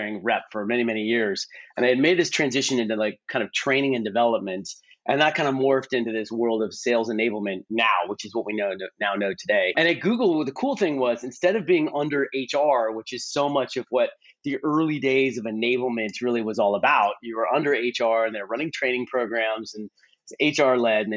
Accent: Bay Area, California, United States; I grew up in the Bay Area

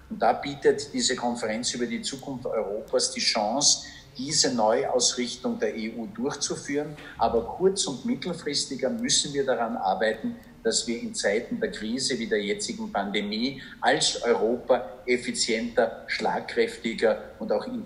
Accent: Perchtoldsdorf, Lower Austria, Austria; meiner Identität als, ich sage jetzt einmal Berchtesdorf und Niederösterreicher, neben meiner Identität als Österreicher

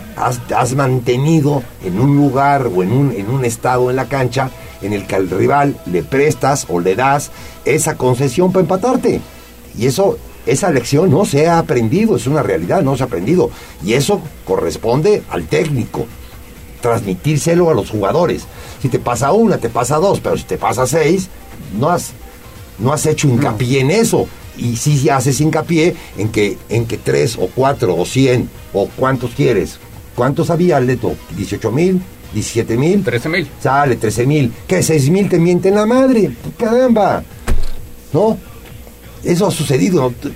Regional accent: Puebla, Mexico; los poblanos somos poblanos y así vamos a seguir siendo

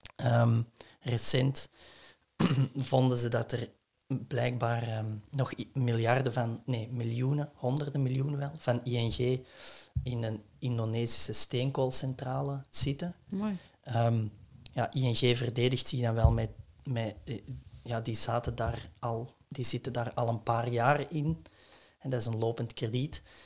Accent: Essen, Flanders, Belgium; het huis waar ik ben opgegroeid in Essen

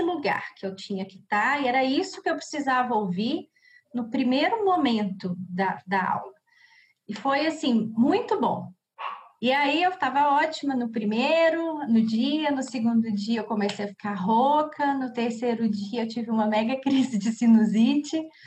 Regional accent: Cachoeira do Campo, Minas Gerais, Brazil; now in Belo Horizonte, Brazil; sou de Cachoeira do Campo mas já moro há bastante tempo aqui em BH

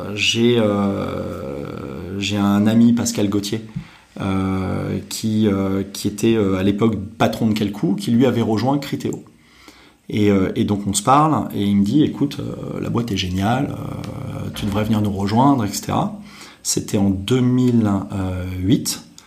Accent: Deauville, Normandy, France; moved away as an adult; also born or lived in Paris region / Paris; je suis né en région parisienne, nord. À l'âge de 6 ans, je suis parti en Normandie. mon père travaillait dans l'hôtellerie, donc j'ai vécu à Deauville. et j'ai grandi à Deauville, puisque j'ai passé mon bac là-bas.

